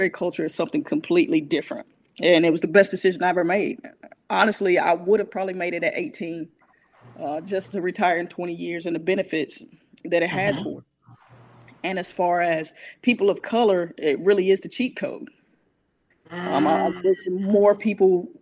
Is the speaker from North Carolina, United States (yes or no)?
yes; Asheville, North Carolina, United States; also born or lived in Detroit, Michigan; I was born in Detroit and raised right here in the Shiloh area